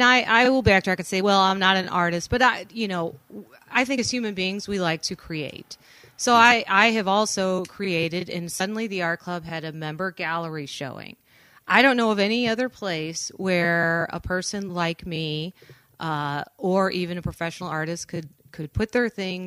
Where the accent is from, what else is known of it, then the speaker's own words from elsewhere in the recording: St. Louis, Missouri, United States; now in Saugatuck, United States; St. Louis.